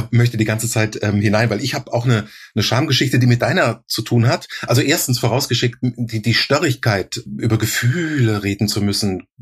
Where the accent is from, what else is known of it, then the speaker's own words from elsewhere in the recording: Rhineland-Palatinate, Germany; accent: Palatine German; war mein Dialekt, war mein pfälzischer Dialekt.